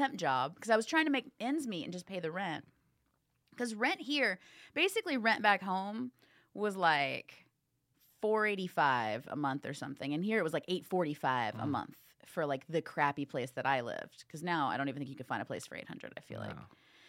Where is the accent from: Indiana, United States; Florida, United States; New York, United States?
Indiana, United States; I felt for her because I'm from Indiana, so I'm still nice and not jaded yet.